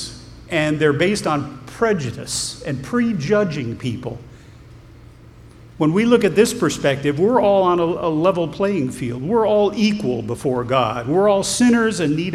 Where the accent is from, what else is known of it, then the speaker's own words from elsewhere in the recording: Ohio, United States; I'm an American. I'm from Ohio.